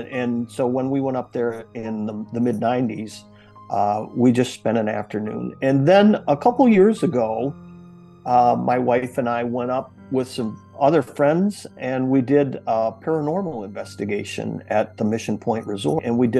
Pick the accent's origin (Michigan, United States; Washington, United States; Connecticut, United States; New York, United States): Michigan, United States; growing up in Michigan